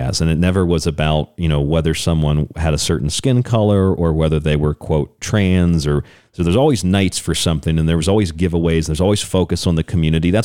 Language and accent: English; Tampa, Florida, United States; I grew up in Tampa